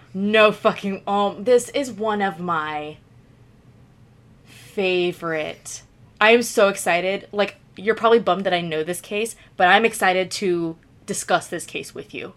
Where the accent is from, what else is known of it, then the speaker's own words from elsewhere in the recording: Florida, United States; I've lived in Florida basically my entire life